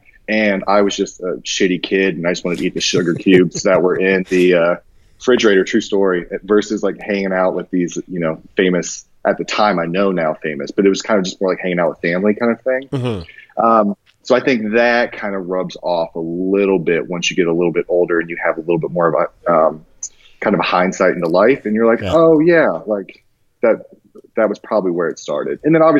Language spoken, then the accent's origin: English; Japan; And so I grew up mostly overseas. I grew up mostly in Japan, during my formative years, about like 8 years, 11 years, something like that.